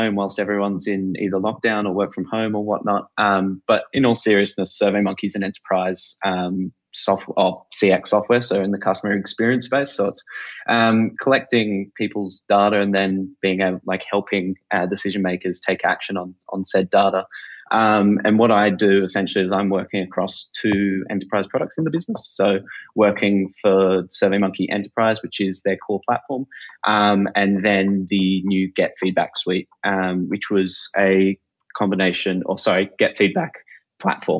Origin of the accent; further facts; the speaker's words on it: Sydney, New South Wales, Australia; I'm from Sydney, Australia.